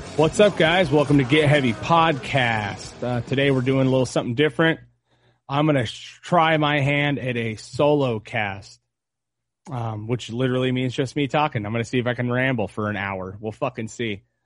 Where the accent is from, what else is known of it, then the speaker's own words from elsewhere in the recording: United States; as an American, as a man, as a father